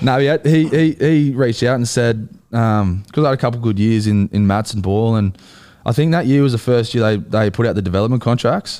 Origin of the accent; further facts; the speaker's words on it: Central Coast, New South Wales, Australia; accent: Aussie; also born or lived in Wellington, New Zealand; I grew up on the Central Coast